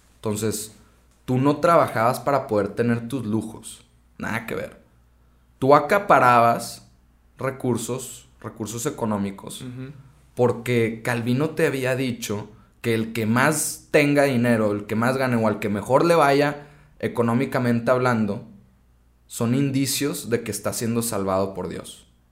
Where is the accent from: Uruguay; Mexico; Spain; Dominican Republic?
Mexico; como mexicanos